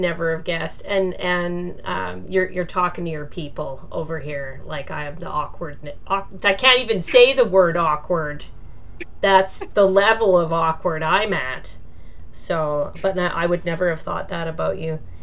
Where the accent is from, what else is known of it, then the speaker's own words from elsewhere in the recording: Alberta, Canada; moved away; I'm originally from Alberta